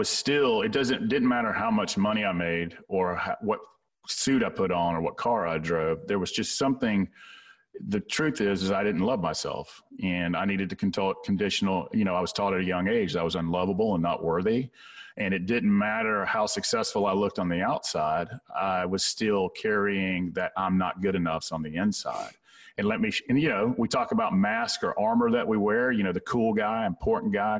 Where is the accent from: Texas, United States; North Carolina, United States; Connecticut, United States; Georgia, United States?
Georgia, United States; Atlanta; I grew up in South Atlanta in a good, hardworking blue-collar part of the world